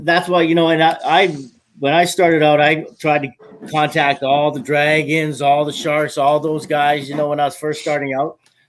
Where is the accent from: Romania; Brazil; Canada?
Canada; Brandon, Manitoba; Brandon, Manitoba.